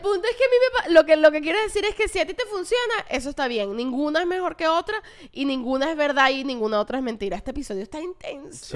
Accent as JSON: {"language": "Spanish", "town": "Caracas", "region": "Capital District", "country": "Venezuela", "said": "los que las que somos de Caracas"}